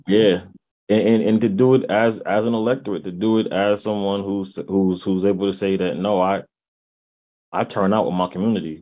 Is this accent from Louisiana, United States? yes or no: no; New Haven, Connecticut, United States; moved away as an adult; now in Hartford, United States; born and raised in New Haven. Um, uh, resident of Hartford right now